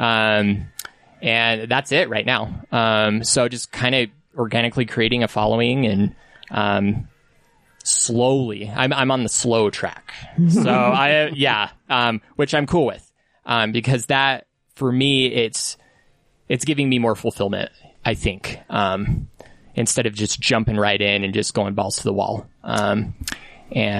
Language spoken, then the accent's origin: English; Salt Lake City, Utah, United States; I'm from here